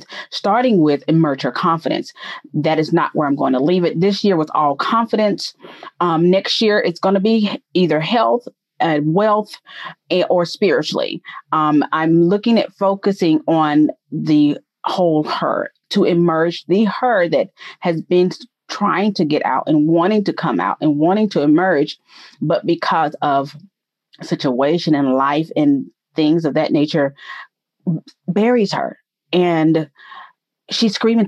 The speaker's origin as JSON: {"language": "English", "town": "Atlanta", "region": "Georgia", "country": "United States", "tie": "born or raised there", "said": "I'm a native of Georgia by way of Atlanta. Born and raised in Georgia. Haven't really lived anywhere else."}